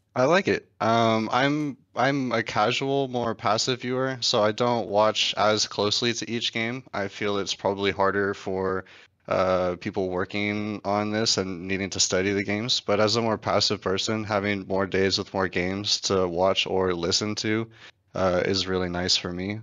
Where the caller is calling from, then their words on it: Buda, Texas, United States; I'm calling from Buda, Texas